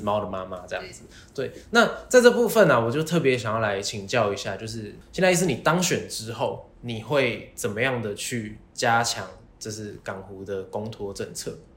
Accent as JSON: {"language": "Chinese", "region": "Taipei", "country": "Taiwan", "tie": "born or raised there", "said": "我个人从小在内湖南港长大"}